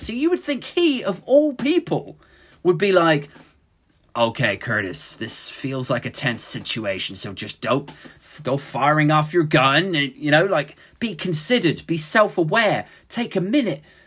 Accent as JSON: {"language": "English", "country": "United Kingdom", "said": "speaking as a Brit"}